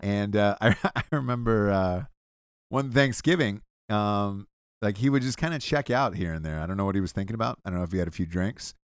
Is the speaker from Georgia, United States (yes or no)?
yes; Georgia, United States; I'm from Georgia